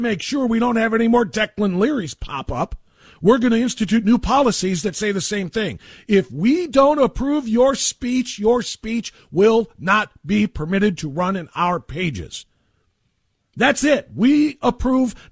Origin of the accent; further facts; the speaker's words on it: Elyria, Ohio, United States; my hometown of Elyria, Ohio